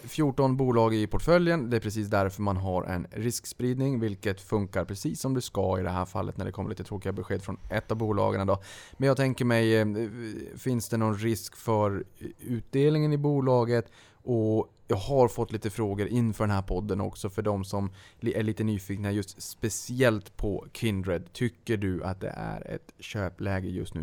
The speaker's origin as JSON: {"language": "Swedish", "town": "Boden", "region": "Norrbotten County", "country": "Sweden", "said": "jag är ju från Boden"}